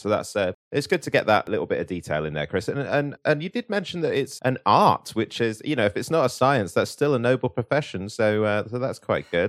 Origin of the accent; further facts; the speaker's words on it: United Kingdom; here in Britain, our government